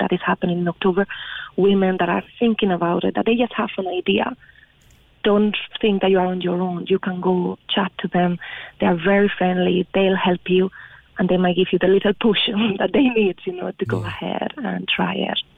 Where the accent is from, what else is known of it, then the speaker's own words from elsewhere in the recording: Spain; moved away as an adult; now in Ireland; I'm originally from Spain and I was in Ireland working